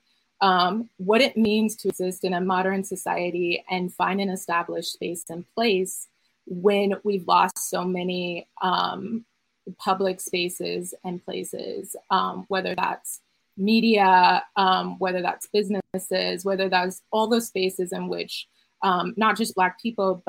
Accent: Chicago, Illinois, United States; as a Chicagoan that grew up a fan of …'s music

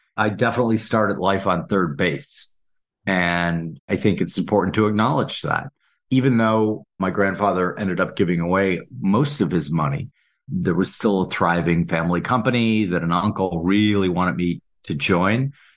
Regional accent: Saint Paul, Minnesota, United States; I grew up in Saint Paul, Minnesota

